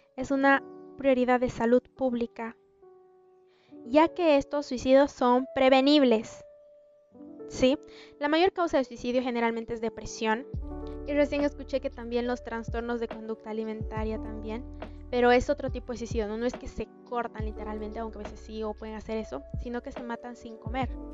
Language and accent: Spanish; Bolivia; en mi país, en Bolivia, y en mi ciudad específicamente